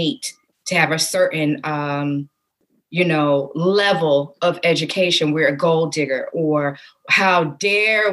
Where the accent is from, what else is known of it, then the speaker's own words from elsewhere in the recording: the South, United States; growing up in the South